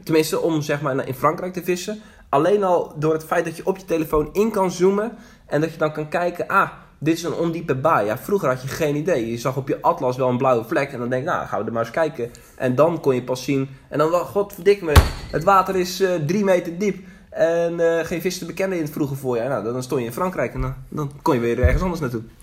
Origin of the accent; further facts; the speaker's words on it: Zeeland, Netherlands; geboren en getogen in Zeeland.